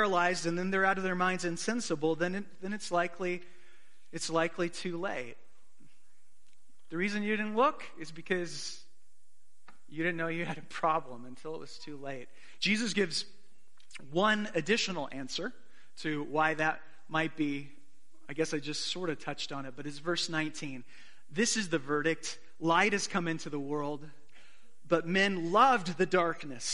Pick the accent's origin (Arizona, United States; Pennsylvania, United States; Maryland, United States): Arizona, United States; I grew up in Arizona